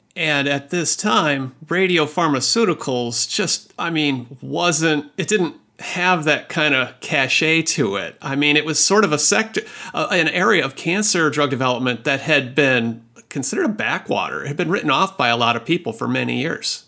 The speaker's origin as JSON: {"language": "English", "region": "Midwest", "country": "United States", "moved": "yes", "lives_now": "Seattle, United States", "said": "I'm a Midwestern boy"}